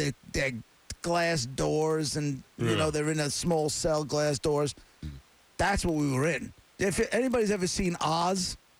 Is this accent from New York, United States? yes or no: yes; Long Island, New York, United States; I grew up on Long Island in the suburbs.